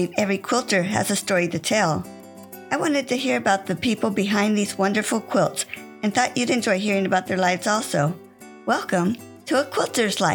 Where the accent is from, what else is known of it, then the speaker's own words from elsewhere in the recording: Sonoma County, California, United States; I grew up in Sonoma County